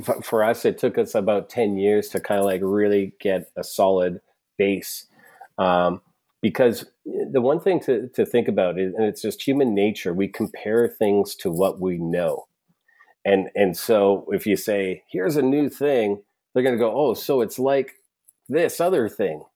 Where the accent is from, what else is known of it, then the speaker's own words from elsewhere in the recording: Alberta, Canada; I'm from Alberta